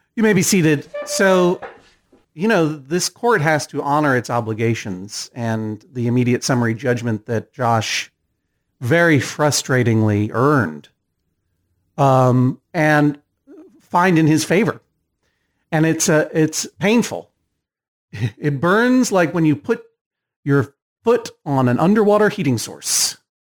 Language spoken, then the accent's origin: English; Massachusetts, United States; I didn't grow up in Connecticut. I'm from Massachusetts.